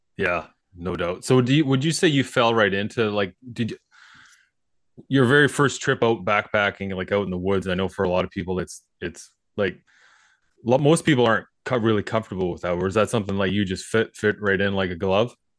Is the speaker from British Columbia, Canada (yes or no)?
yes; Skeena River, between Prince Rupert and Terrace, BC, British Columbia, Canada; now in southern British Columbia, Canada; we grew up on the Skeena River, basically, between Rupert